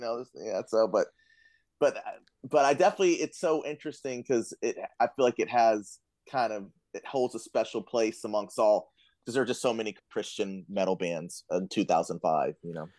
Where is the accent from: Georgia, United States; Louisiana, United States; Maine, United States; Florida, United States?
Florida, United States; moved away; I'm from Florida. This is my first winter up here